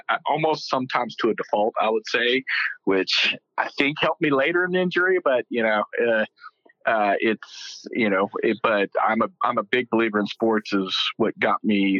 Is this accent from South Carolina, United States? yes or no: no; Euless, Texas, United States; accent: Texas; with my Texas accent, I grew up in a small town called Euless, which is right in between Dallas and Fort Worth. It's called the Mid-Cities area. Been here since I was 3 years old.